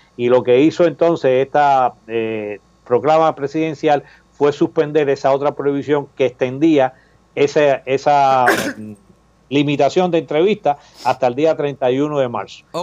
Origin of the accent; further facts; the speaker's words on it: Cuba; now in United States; nuestros derechos como cubanos americanos